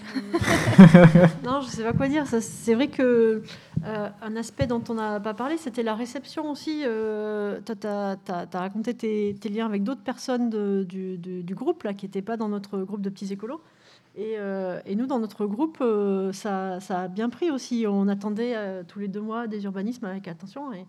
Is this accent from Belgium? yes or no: no; Bordeaux, Nouvelle-Aquitaine, France; moved away; je suis bordelaise hein, d'origine